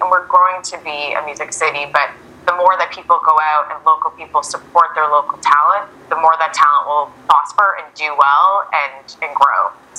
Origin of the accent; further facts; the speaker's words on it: Canada; It's not that I don't love being Canadian